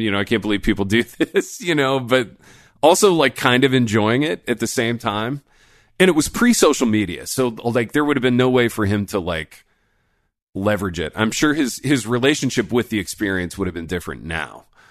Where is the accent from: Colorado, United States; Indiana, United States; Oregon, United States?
Indiana, United States; moved away; I grew up in Indiana